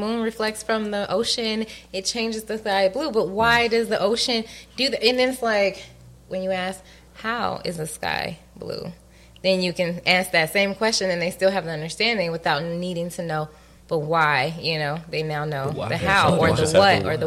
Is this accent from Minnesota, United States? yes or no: no; Atlanta, Georgia, United States; also born or lived in Connecticut; I was born in Connecticut, right? Mm-hmm. And then I moved to Atlanta.